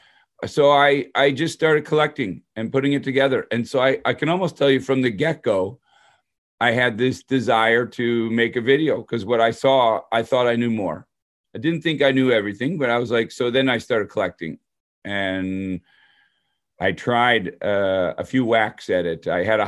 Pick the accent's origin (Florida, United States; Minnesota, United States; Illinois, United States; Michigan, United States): Michigan, United States; Detroit; So I grew up in Detroit, suburb of Detroit.